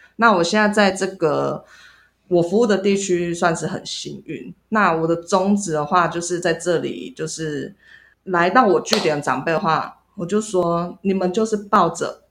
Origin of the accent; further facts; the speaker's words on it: Yuli, Hualien County, Taiwan; 因为我就是从小在这里长大的